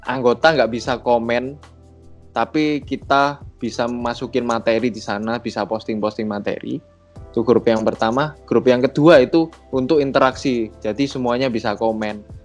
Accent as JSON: {"language": "Indonesian", "town": "Surabaya", "region": "East Java", "country": "Indonesia", "said": "saya dari Surabaya."}